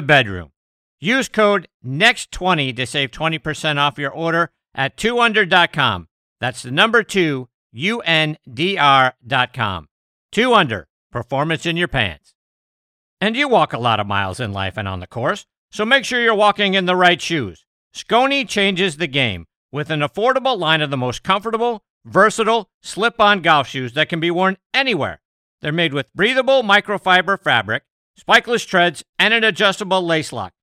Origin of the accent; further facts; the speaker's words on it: Pittsburgh, Pennsylvania, United States; my hometown of Pittsburgh